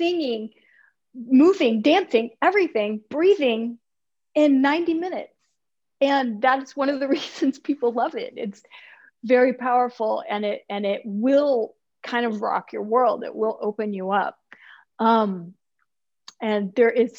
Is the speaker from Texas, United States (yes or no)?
yes; Texas, United States; I grew up in Texas in the 70s and 80s.